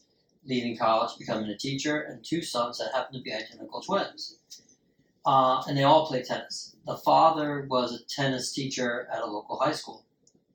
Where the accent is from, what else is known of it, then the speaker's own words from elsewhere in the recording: United States; I'm an American, damn it, and I'm patriotic about sports.